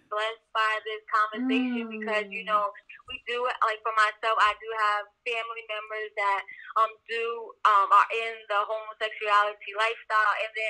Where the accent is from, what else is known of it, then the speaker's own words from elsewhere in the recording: New York, United States; I'm from Pennsylvania. Well, I'm originally from New York, but I live in Pennsylvania.